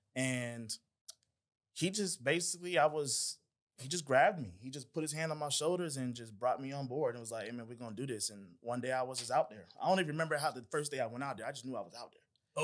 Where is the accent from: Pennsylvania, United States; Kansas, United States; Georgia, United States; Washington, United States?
Georgia, United States; Atlanta; also born or lived in Decatur, Georgia; I'm from Atlanta, from Clayton County